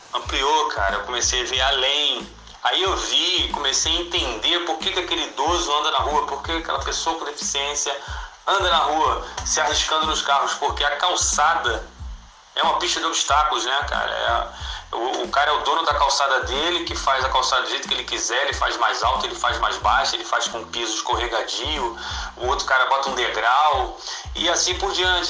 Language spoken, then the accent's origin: Portuguese; Nova Iguaçu, Rio de Janeiro, Brazil; Nova Iguaçu, de onde eu sou